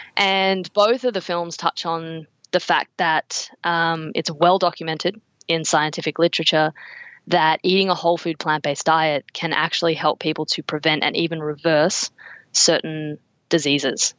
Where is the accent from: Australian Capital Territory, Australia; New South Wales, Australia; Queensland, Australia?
Australian Capital Territory, Australia; Canberra; I grew up in Canberra.